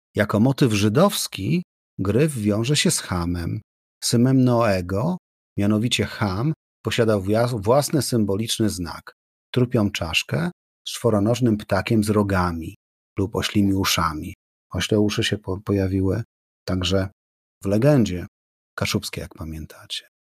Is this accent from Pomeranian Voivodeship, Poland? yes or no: yes; Gdynia, Pomeranian Voivodeship, Poland; Jako gdynianin wyrosły obok kaszubów